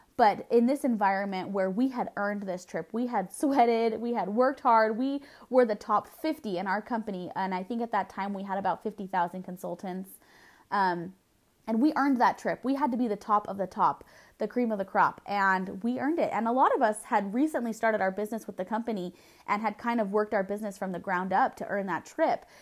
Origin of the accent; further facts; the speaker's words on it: Southern California, United States; I was born and raised in Southern California